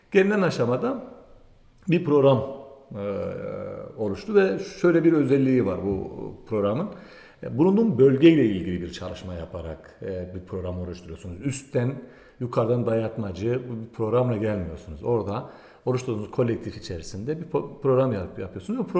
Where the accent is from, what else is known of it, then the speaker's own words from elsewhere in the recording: Tunceli Province, Turkey; also born or lived in Bingöl; E, Dersimliyim. Hmm, işte o Dersim'in e, o sosyolojik e, yapısı içerisinde büyüyen sol bir ailenin çocuğuyum.